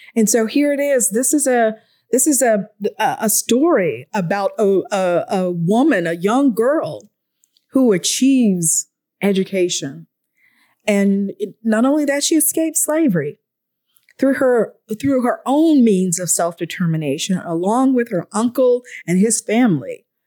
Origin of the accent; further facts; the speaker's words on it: Atlanta, Georgia, United States; I'm from Atlanta, which is my hometown